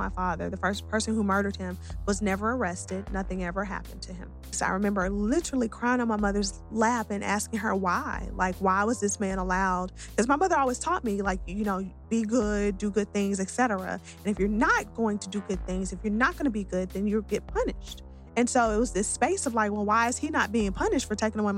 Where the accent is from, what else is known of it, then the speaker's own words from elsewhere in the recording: Atlanta, Georgia, United States; I was born and raised right here in Atlanta